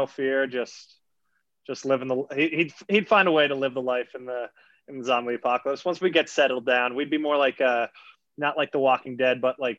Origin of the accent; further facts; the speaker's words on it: Canada; but I rate him quite a bit with Seattle as a Canadian.